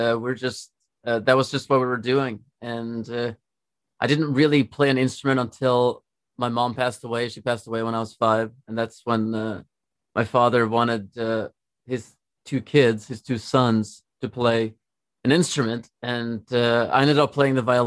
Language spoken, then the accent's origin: English; Trondheim, Trøndelag, Norway; moved away as an adult; now in Los Angeles, United States; I'm from Norway. I grew up there. I'm from a city called Trondheim, which is the third largest city in Norway.